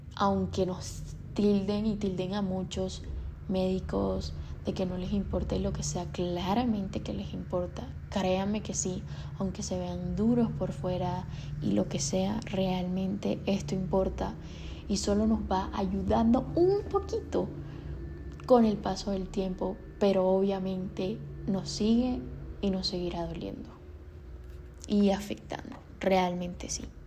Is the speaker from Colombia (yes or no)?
yes; Colombia; soy colombiana